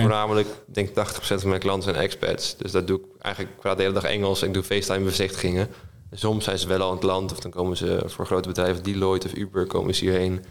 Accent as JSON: {"language": "Dutch", "town": "Almere", "region": "Flevoland", "country": "Netherlands", "tie": "born or raised there", "also_born_or_lived": "Diemen", "moved": "yes", "lives_now": "Amsterdam, Netherlands", "said": "geboren en getogen in Almere"}